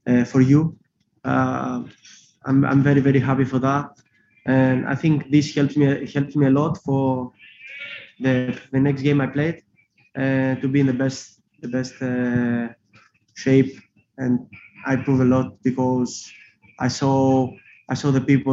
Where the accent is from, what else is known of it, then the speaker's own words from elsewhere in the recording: Greece; English is a second language; now in Liverpool, United Kingdom; I'm Greek also, and that's why I'm Greek Scouser.